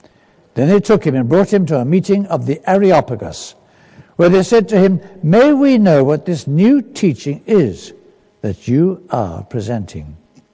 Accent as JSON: {"language": "English", "region": "London", "country": "United Kingdom", "also_born_or_lived": "Kenya", "said": "from down south, from London. That's where my home is, though I was born in East Africa, in Kenya, as the child of missionaries."}